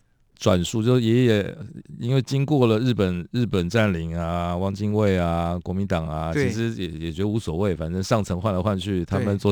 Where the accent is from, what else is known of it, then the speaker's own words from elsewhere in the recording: Taiwan; 我们这个在台湾长大，